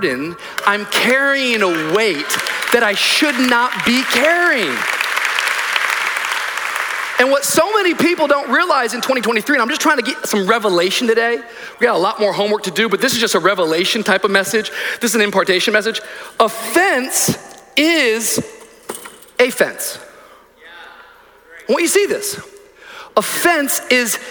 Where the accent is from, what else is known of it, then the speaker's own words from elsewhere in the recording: Miami, Florida, United States; I'm from Miami